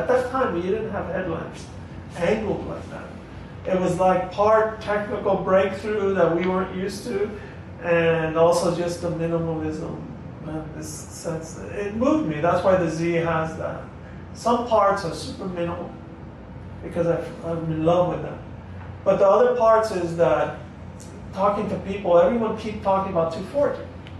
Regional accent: United States

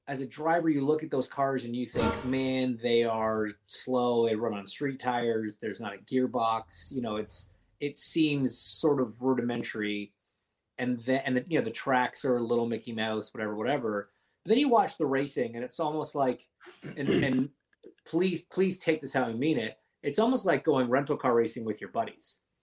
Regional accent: Canada; I grew up in Canada.

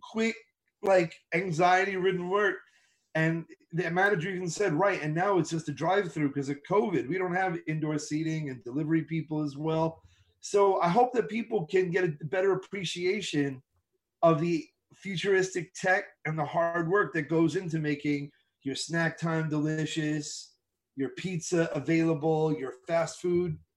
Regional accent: United States; I am very proud to come from this country

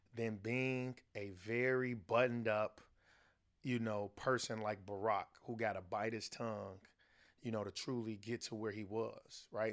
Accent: Chicago, Illinois, United States; I'm from the south side of Chicago

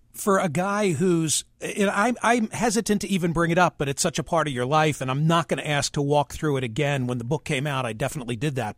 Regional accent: Philadelphia suburbs, Pennsylvania, United States; When I was 12 and living, growing up in the Philly burbs

